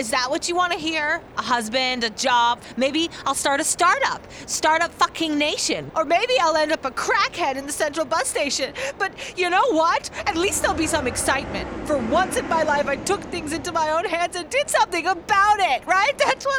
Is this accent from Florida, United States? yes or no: yes; Miami Beach, Florida, United States; Miami Beach.